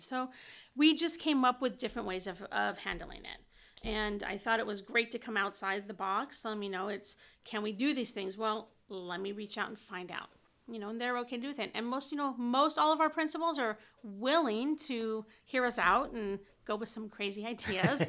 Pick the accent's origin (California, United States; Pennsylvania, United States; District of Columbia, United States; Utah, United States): California, United States; Whittier; I grew up in Whittier